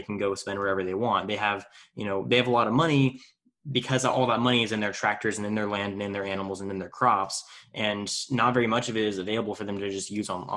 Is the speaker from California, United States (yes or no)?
yes; Tulare, California, United States; in my hometown of Tulare, California